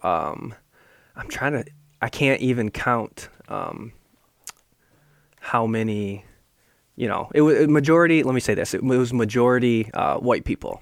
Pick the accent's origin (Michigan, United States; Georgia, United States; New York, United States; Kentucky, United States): Michigan, United States; Grand Rapids; also born or lived in Seoul, South Korea; growing up in Grand Rapids